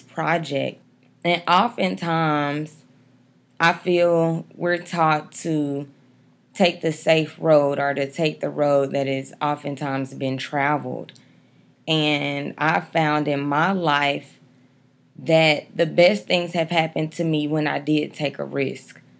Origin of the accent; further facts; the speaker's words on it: Dallas, Texas, United States; also born or lived in Atlanta, Georgia; I'm from Dallas, Texas